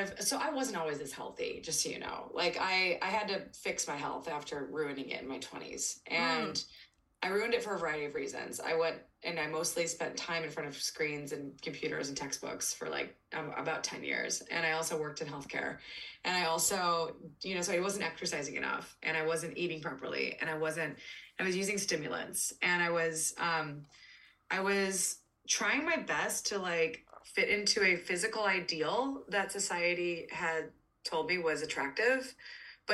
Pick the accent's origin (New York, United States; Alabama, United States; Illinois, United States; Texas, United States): Illinois, United States; Peoria; moved away as an adult; also born or lived in Bay Area, California; I'm originally from Peoria, Illinois, which is in central Illinois.